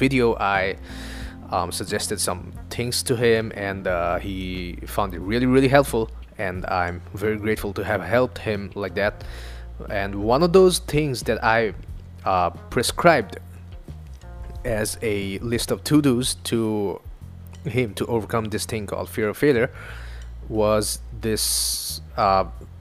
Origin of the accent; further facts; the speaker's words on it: Northeast India, India; first language Assamese; English is a second language; English is not my first language. It's not even Hindi. It's from another part of India called Northeast India. And the language is called Assamese